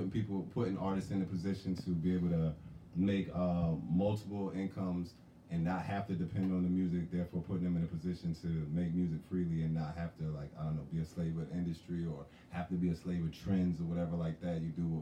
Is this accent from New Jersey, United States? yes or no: yes; New Jersey, United States; also born or lived in South Carolina; now in Philadelphia, United States; I was born, you could say Jersey. I mean, I was born in Jersey.